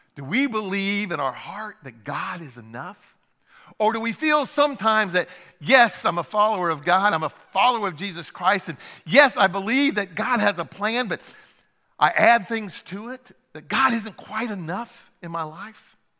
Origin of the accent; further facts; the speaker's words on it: Francesville, Indiana, United States; I grew up in Indiana.